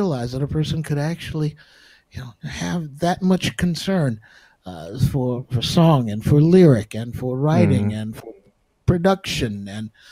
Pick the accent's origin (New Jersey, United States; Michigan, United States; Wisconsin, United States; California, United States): Michigan, United States; Oak Park; Oak Park, where I grew up in Michigan